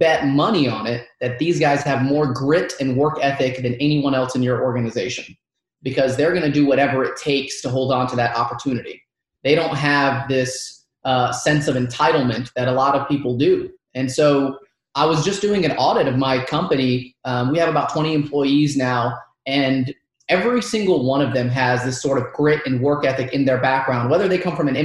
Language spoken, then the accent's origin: English; Dalton, Georgia, United States; first language Arabic; English is a second language; I grew up in Dalton, Georgia.